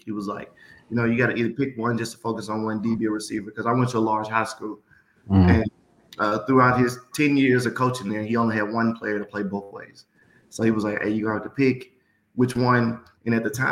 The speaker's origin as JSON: {"language": "English", "town": "Memphis", "region": "Tennessee", "country": "United States", "tie": "born or raised there", "said": "born and raised in Memphis, Tennessee"}